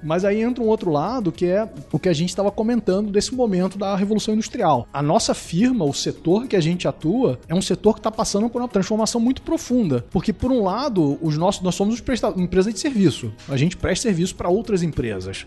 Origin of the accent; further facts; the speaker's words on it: Rio de Janeiro, Brazil; Sou do Rio, eu falo totó